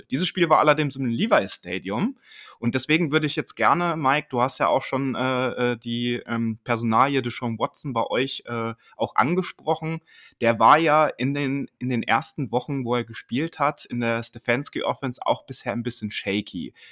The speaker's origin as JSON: {"language": "German", "town": "Dresden", "region": "Saxony", "country": "Germany", "tie": "born there", "said": "Auch wenn man das bei mir nicht hört, äh, ich bin auch gebürtiger Dresdner übrigens. Also ich kenne die Gegend natürlich sehr gut"}